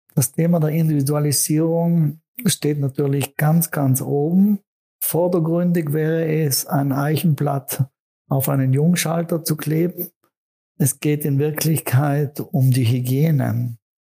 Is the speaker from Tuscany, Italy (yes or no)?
no; South Tyrol, Trentino-Alto Adige, Italy; in meiner Heimat Südtirol